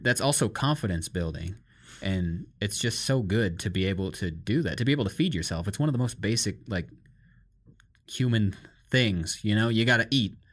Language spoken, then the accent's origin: English; Iowa, United States; growing up in Iowa and America